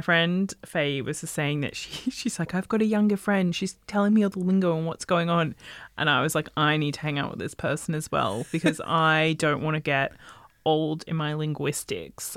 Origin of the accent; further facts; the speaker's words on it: Australia; where I grew up in Australia, we had a lot of like Chinese presence